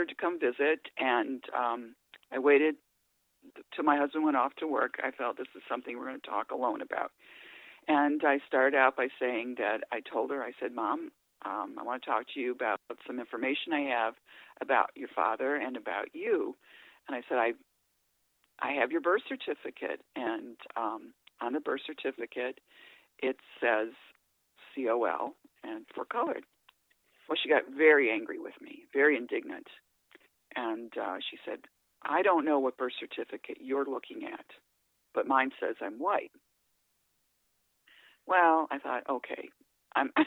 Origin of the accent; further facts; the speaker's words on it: Ohio, United States; now in Illinois, United States; I grew up in Ohio, so my mother lives in Ohio, and I live in Illinois